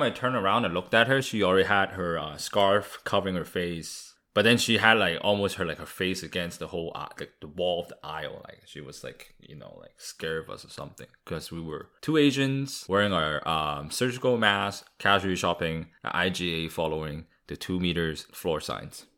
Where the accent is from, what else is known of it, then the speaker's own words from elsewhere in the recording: Vancouver, British Columbia, Canada; growing up in Vancouver